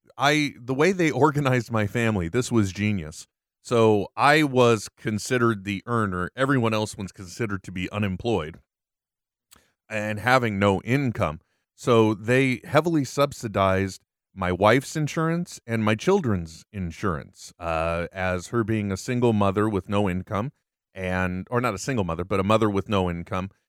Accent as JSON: {"language": "English", "country": "United States", "tie": "born or raised there", "said": "I was born here"}